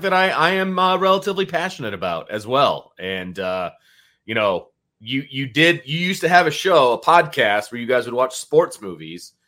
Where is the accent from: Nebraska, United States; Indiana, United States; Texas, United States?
Indiana, United States; Elkhart; also born or lived in Bristol, Indiana; I grew up in Elkhart